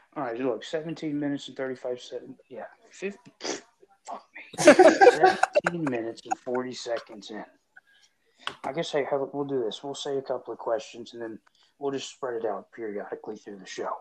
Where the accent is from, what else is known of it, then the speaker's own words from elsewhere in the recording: Edgewood, Kentucky, United States; I'm from Edgewood, Kentucky